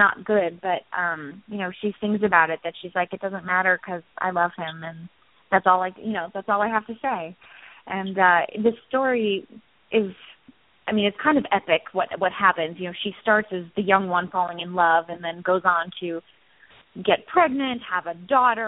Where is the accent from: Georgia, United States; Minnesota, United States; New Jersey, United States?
Minnesota, United States; I'm from Minnesota